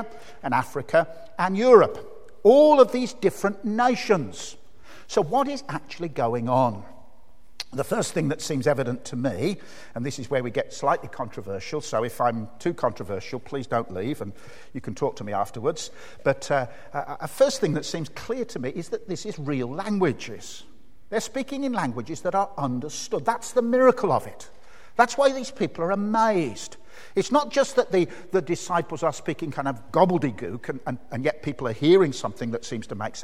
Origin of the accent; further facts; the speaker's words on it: Birmingham, West Midlands, United Kingdom; accent: Brummie; my accent, the Birmingham accent